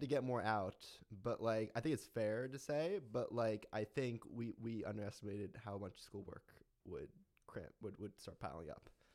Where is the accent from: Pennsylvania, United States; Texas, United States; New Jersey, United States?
Pennsylvania, United States; Philadelphia; moved away; I wanna be connected to my hometown